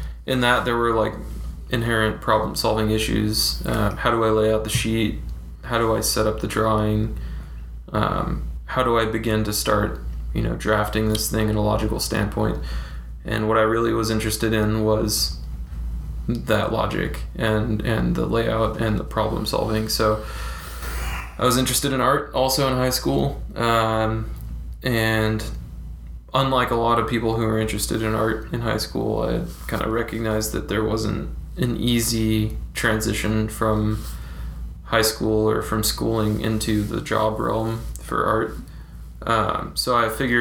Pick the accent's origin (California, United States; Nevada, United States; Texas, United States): California, United States; Fresno; moved away; I came from Fresno, California. The asshole of California